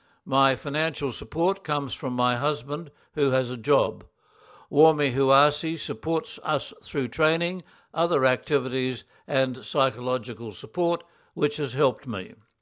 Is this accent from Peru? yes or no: yes; Lima, Peru; also born or lived in Puno; I was born in Puno. My parents, also from Puno, brought me to Lima when I was 3.